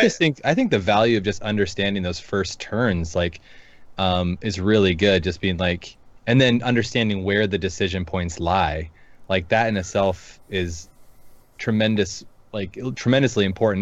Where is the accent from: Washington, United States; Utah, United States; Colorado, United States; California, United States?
Washington, United States; Seattle; moved away; I'm from the Seattle area, so yeah. I'm a transplant